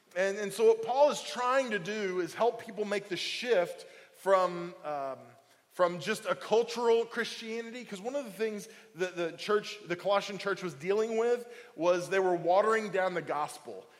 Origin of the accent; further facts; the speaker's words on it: Oklahoma, United States; now in Indiana, Pennsylvania, United States; I'm from Oklahoma